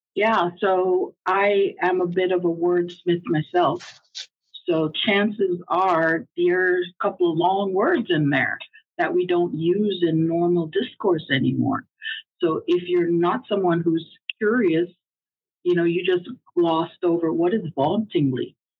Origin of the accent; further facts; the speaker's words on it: Jamaica; also born or lived in Hollis, Queens, New York; now in United States; us uh, original Jamaicans. I, I was born in Jamaica. I'm a naturalized uh, U.S. citizen.